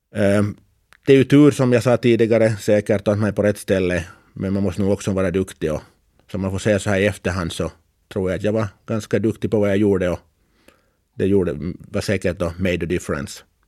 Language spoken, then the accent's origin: Swedish; Karis, Uusimaa, Finland; now in Åland, Finland; Jag var alltså född och uppvuxen i Karis